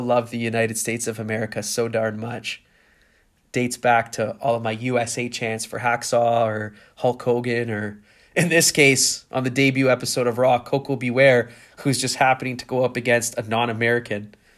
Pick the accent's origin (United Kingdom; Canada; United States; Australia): Canada; I grew up in Canada